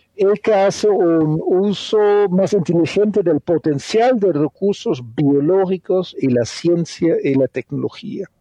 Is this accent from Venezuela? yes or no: no; Netherlands; Spanish is a second language; moved away as an adult; also born or lived in Colombia / Brazil / Argentina; now in Cali, Colombia; soy un, holandés agroeconomista de origen